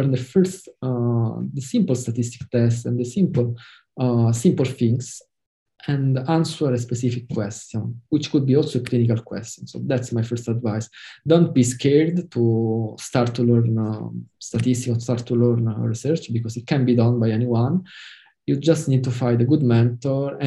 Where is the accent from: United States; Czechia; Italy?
Italy; English is a second language